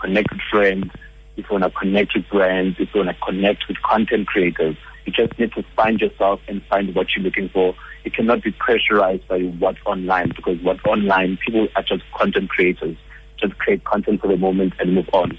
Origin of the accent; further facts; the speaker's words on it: Johannesburg, Gauteng, South Africa; I'm a Joburg boy.